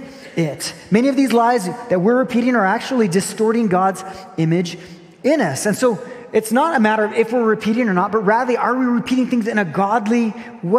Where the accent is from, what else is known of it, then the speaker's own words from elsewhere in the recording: Brazil; moved away; I grew up in Brazil